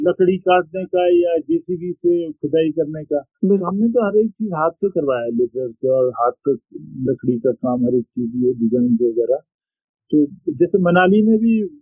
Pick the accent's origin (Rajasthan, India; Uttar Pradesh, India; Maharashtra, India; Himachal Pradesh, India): Himachal Pradesh, India; Lahaul; also born or lived in Manali; मैं लाहौल से बिलोंग करता हूँ